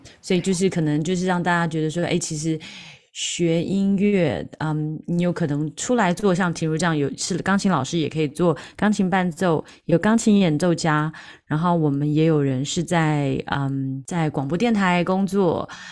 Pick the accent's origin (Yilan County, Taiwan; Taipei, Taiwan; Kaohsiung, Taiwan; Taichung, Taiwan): Taichung, Taiwan; moved away as an adult; now in London, United Kingdom; 我是台湾的台中人